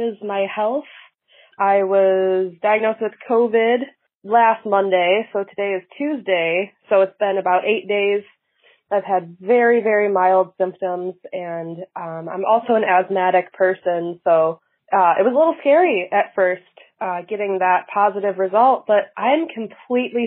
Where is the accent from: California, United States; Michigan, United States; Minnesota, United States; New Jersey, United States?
Michigan, United States; Grosse Ile; I'm from Grocille. I grew up on Grocille